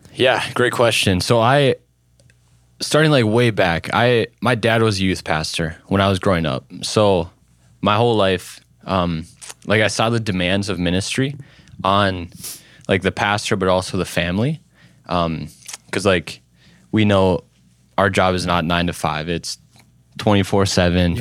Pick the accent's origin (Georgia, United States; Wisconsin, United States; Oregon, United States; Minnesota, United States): Minnesota, United States; Little Falls; I grew up in Little Falls, Minnesota, uh, so a small town right in central Minnesota.